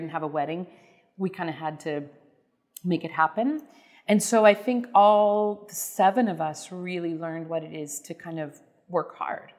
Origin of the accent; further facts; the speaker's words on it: Prairie Village, Kansas, United States; we grew up in Prairie Village